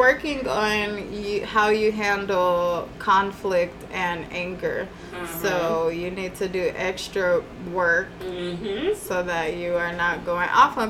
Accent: Carson, California, United States; born or raised there

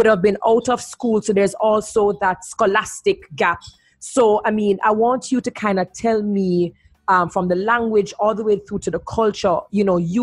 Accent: Portmore, Saint Catherine, Jamaica; from my city, Portmore, Sun City

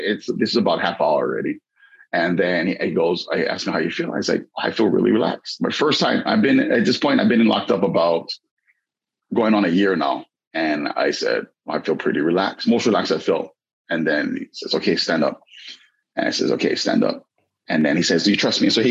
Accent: Waianae, Hawaii, United States; I grew up in Waianae, never read a single book.

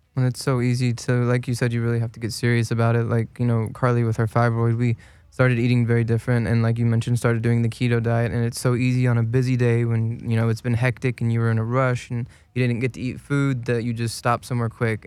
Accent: Kentucky, United States; moved away; I'm originally from Kentucky

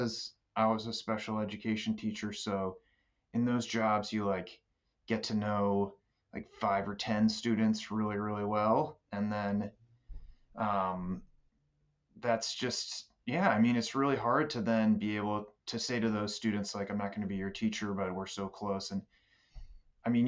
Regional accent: Baltimore, Maryland, United States; moved away as an adult; also born or lived in Boston area; I'm from Baltimore originally

